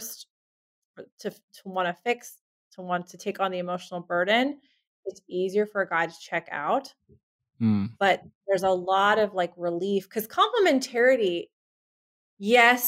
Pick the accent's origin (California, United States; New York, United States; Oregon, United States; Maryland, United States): California, United States; Southern; I grew up in Southern California